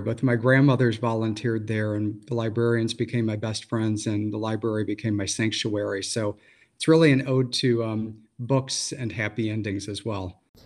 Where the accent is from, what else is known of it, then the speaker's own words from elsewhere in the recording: Missouri Ozarks, United States; moved away; also born or lived in Michigan; I grew up in the Missouri Ozarks before I moved to Michigan